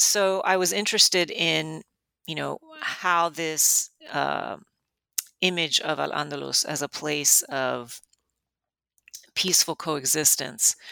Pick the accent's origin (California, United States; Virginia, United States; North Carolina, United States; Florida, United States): Florida, United States; Miami; I grew up in Miami